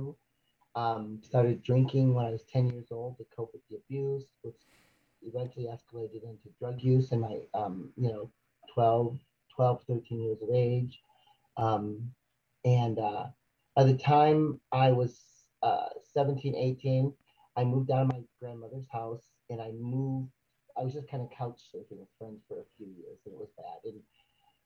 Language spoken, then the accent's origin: English; Michigan, United States; also born or lived in Chicago, Illinois; I was born in 1970 in Chicago. When I was 3 years old, my mother, who is white, and was killed by my stepfather. So my brother and I went to Michigan